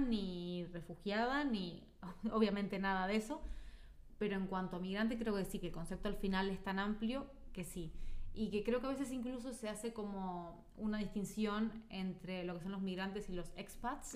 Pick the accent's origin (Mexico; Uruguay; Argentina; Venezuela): Uruguay; moved away as an adult; now in Spain; la uruguaya